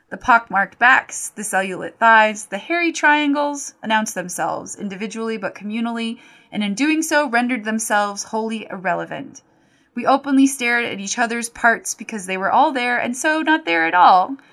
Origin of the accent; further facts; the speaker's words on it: Fountain, Colorado, United States; my hometown, Fountain, Colorado